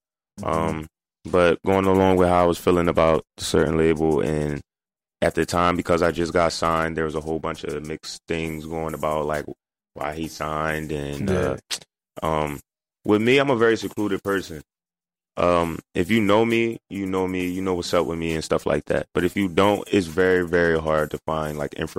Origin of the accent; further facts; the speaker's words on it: Camden, New Jersey, United States; where I'm from